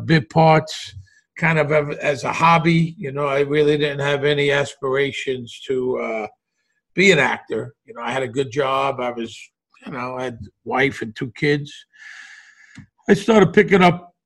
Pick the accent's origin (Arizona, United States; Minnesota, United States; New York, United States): New York, United States; New York City; moved away as an adult; also born or lived in Las Vegas; I grew up in Bensonhurst. I went to Brooklyn College.